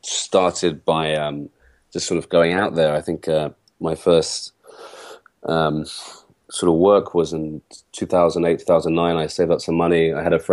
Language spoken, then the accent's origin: English; London, United Kingdom; So I'm from London, but my father is Iraqi and my mother is British.